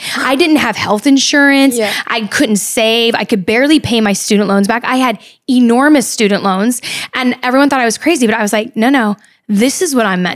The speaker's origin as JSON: {"language": "English", "region": "California", "country": "United States", "also_born_or_lived": "Midwest", "moved": "as an adult", "said": "I went to the Midwest to go to school. I'm from California"}